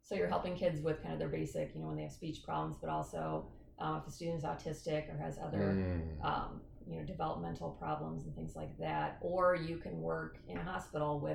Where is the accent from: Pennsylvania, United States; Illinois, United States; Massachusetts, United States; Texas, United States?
Illinois, United States; Peoria; moved away as an adult; now in Freeport, United States; I'm from Peoria